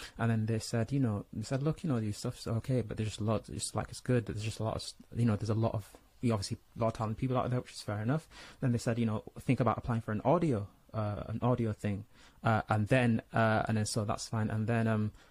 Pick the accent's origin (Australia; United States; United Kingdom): United Kingdom; Leeds, Yorkshire and the Humber; also born or lived in Nigeria / Saudi Arabia; being born in Nigeria, growing up in Saudi, and then, you know, mainly growing up in, you know, Leeds, West Yorkshire